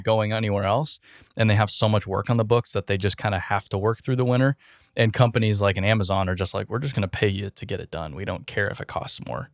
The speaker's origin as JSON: {"language": "English", "region": "Arizona", "country": "United States", "tie": "born or raised there", "said": "I grew up in Arizona"}